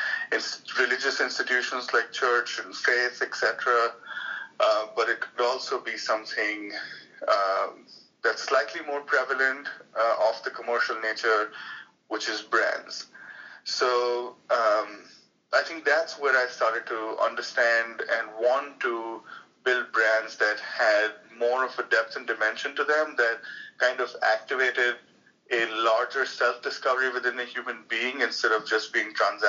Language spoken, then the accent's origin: English; India; moved away as an adult; now in United States; I'm from India, that's where I was born and I was brought up and lived there for most of my life until I was 28, till I moved to the United States.